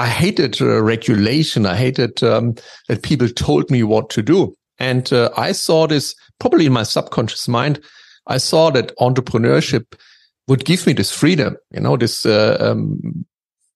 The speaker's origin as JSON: {"language": "English", "town": "Dresden", "region": "Saxony", "country": "Germany", "tie": "born or raised there", "said": "I grew up in Dresden, which is basically on the eastern part of Germany."}